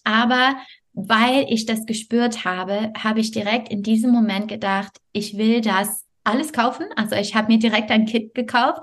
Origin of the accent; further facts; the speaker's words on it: Montreal, Quebec, Canada; German is a second language; moved away as an adult; also born or lived in France; now in Bonn area, Germany; also ich komme aus Montreal